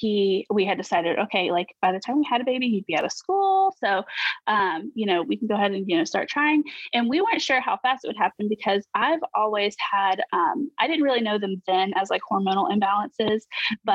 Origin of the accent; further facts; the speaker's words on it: Georgia, United States; We are currently stationed in Georgia, which is amazing because we're also from Georgia. So it's been pretty cool to be back home